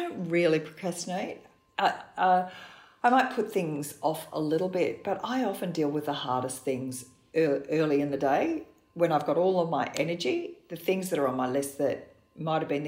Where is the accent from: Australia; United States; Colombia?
Australia; we're Australian